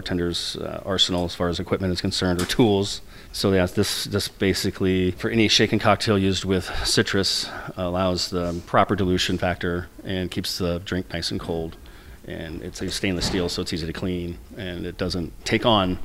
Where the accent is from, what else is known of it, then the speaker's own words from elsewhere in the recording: La Porte, Indiana, United States; my hometown of LaPorte, Indiana